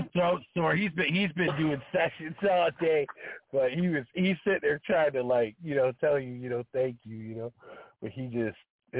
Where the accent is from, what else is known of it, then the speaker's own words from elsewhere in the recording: Detroit, Michigan, United States; now in southern Indiana, United States; I'm originally from Detroit, but, you know, right now I live in southern Indiana.